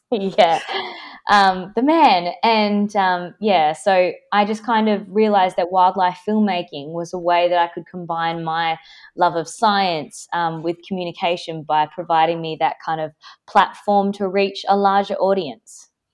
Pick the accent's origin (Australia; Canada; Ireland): Australia; Perth, Western Australia; I grew up, like, by the beach in my hometown, Perth, in Western Australia